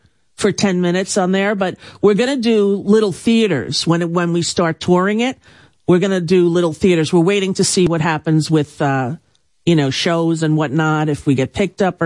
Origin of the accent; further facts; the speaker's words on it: Long Island, New York, United States; growing up on Long Island